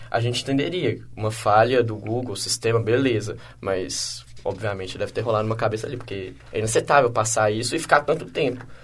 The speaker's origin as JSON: {"language": "Portuguese", "country": "Brazil", "said": "Eu sou brasileiro"}